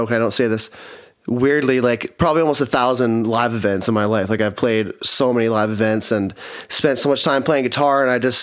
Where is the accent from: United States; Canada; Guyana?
Canada; Kelowna, British Columbia; I'm born and raised in Kelowna